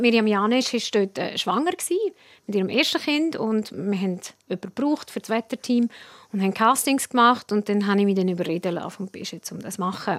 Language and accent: German; Prättigau, Graubünden, Switzerland; accent: Prättigauer Dialekt; mein Prättigauer Dialekt